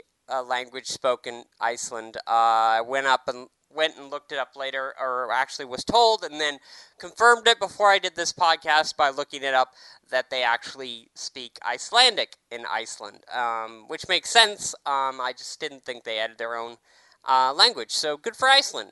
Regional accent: United States; lots of Americans go around, including myself

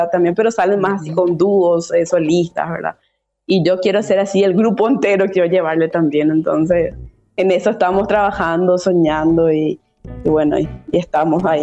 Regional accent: Paraguay; Eh, el arte inclusivo, al menos aquí en mi país, en Paraguay, es, un trabajo de mucho sudor, ¿verdad?

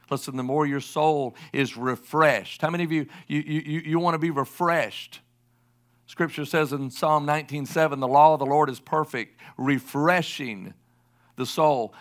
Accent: South Carolina, United States; I'm from the Southeast, I can say it, and I'm from South Carolina

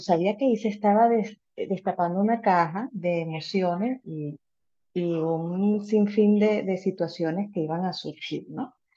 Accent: Venezuela; now in United States; Nosotros somos eh, inmigrantes, venimos de Venezuela

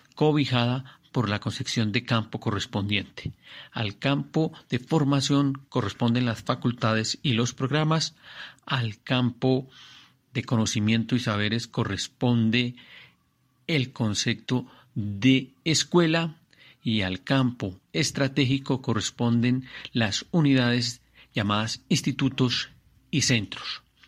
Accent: Colombia; soy un colombiano, un colombiano que quiere la libertad

